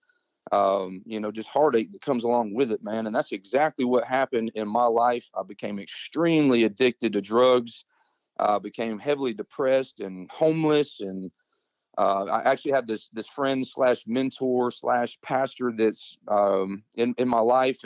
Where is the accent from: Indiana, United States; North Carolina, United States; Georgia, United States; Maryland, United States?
Georgia, United States; also born or lived in Mississippi; my mother, my sister, and I, we moved from Mississippi here to Georgia